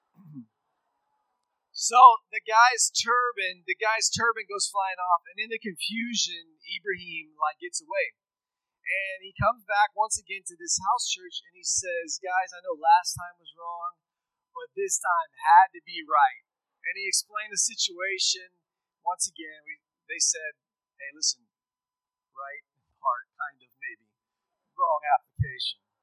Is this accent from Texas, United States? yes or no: yes; Schulenburg, Texas, United States; moved away as an adult; I grew up in Texas. Uh, I grew up in rural Texas. I'm from Schulenburg